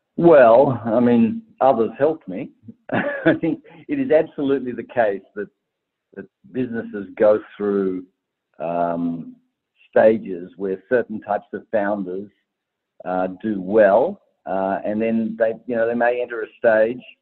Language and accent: English; Tasmania, Australia; I'm from Tasmania, and a Tasmanian girl